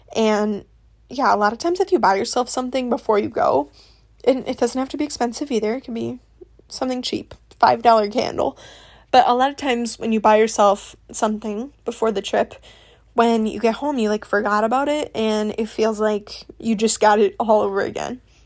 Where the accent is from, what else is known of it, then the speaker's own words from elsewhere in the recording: Midwest, United States; I'm from the Midwest